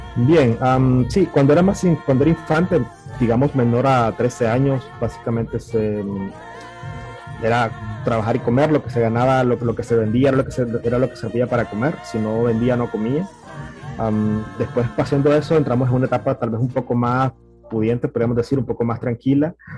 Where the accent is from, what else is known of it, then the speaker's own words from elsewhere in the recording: Managua, Nicaragua; soy originario de Managua, Nicaragua, nací en la capital y ahí me crié básicamente